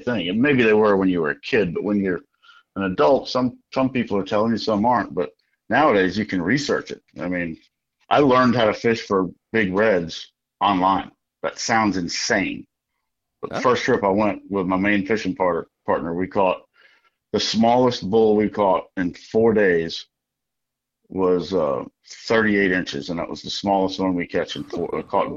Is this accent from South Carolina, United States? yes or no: yes; the South, South Carolina, United States; moved away as an adult; also born or lived in Connecticut; I grew up in the South and then moved up there for 20-some-odd years